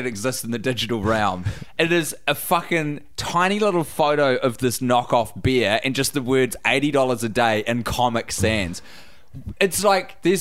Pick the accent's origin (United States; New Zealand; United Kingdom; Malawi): New Zealand; I'm from New Zealand, mate